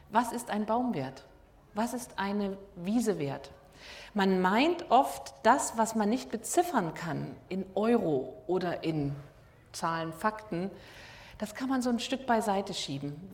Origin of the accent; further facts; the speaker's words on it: Dresden, Saxony, Germany; now in Rostock, Germany; ich bin Dresdnerin, ich bin auch zugezogen.